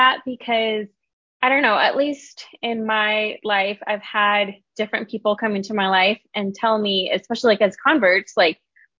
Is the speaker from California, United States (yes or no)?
no; Las Vegas, Nevada, United States; In Las Vegas. I've been here maybe like 25 years.